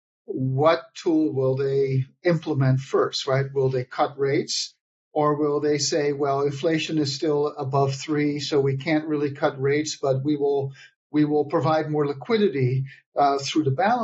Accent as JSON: {"language": "English", "country": "Netherlands", "moved": "yes", "lives_now": "United States", "said": "my home country of the Netherlands"}